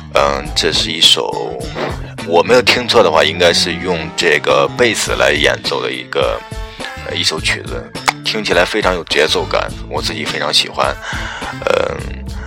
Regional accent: Henan, China; accent: Henan dialect; 就是我们河南话说就是，呃，就是比较漏能

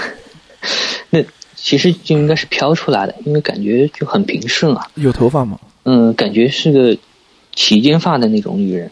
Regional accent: Suzhou, Jiangsu, China; 我是苏州人，然后呢，家，呃，苏州一般，嗯，大家都知道是水乡嘛，嗯。呃，以前也是那种，也是有大运河的，然后我正好是住在那个经常大运河的边上，那边是一个运盐的码头

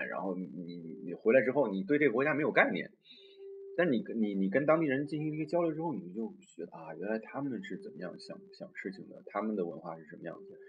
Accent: China; moved away as an adult; 我是都这么大年纪才第一次离开我们伟大的祖国

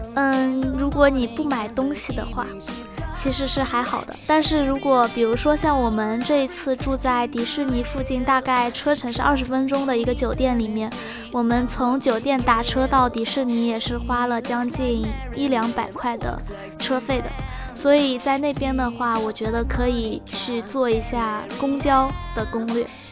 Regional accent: China; 我们大陆这边

